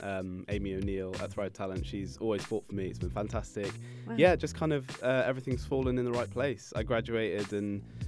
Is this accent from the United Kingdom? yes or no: yes; England, United Kingdom; accent: English; also born or lived in Saudi Arabia; I was born in Saudi, and then we moved to England when I was about 8 months old.